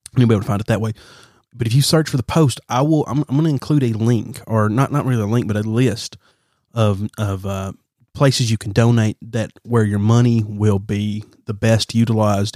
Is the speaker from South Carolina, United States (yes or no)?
no; Alabama, United States; I'm from Alabama